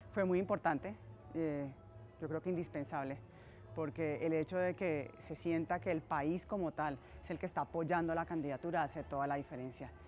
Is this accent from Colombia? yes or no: yes; Colombia; uno como colombiano